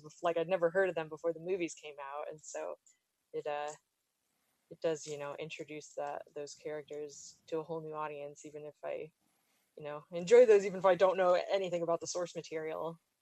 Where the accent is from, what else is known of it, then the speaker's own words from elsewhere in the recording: Daytona Beach, Florida, United States; I'm from Florida, like the Daytona Beach